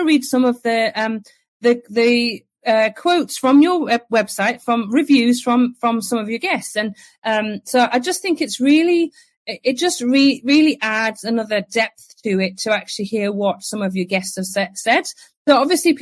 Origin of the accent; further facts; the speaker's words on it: England, United Kingdom; I'm English